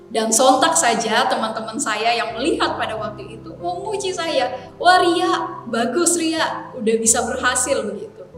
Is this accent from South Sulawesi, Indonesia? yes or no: yes; Makassar, South Sulawesi, Indonesia; now in Jakarta, Indonesia; saya ini orang Makassar yang saat ini melayani di Jakarta. Jadi ya hitung-hitung sudah lama juga tidak pulang kampung begitu ya. Dan saya merindukan akan jajanan kota Makassar.